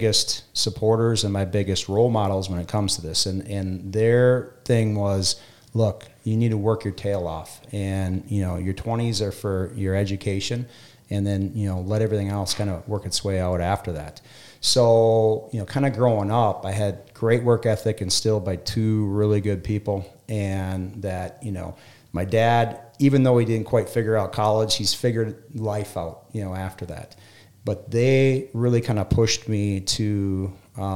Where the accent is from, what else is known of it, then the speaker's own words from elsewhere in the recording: West Central Minnesota, United States; Being a kid from a town of 400 on the west central border of Minnesota.